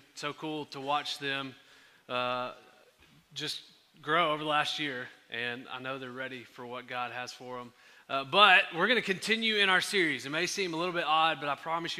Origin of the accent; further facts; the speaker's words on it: Henderson, Texas, United States; I'm from Henderson